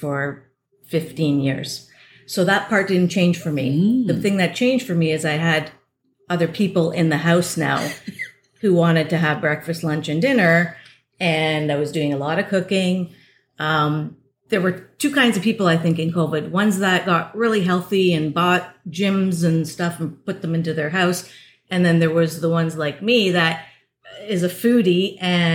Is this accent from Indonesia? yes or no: no; Toronto, Ontario, Canada; I'm from Toronto.